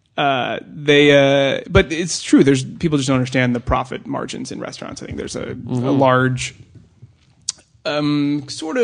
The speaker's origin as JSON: {"language": "English", "region": "Oklahoma", "country": "United States", "moved": "yes", "lives_now": "Los Angeles, United States", "said": "I'm from Oklahoma"}